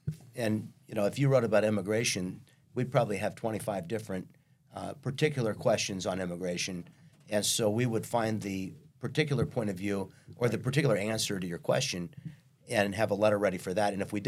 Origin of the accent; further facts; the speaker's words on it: Kansas, United States; moved away as an adult; also born or lived in Missouri; now in Vista, United States; where I grew up in Kansas actually looks a lot like Vista.